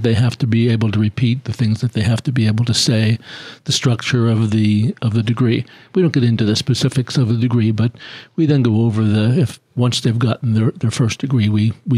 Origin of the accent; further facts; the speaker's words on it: Philadelphia, Pennsylvania, United States; I'm from Philly.